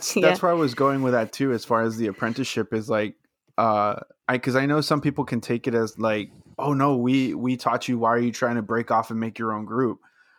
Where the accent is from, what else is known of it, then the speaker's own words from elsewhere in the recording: Brownsville, Texas, United States; We're from Brownsville, Texas. It's like, literally the southern, like if you look at the map of Texas, the tip, that little, just the very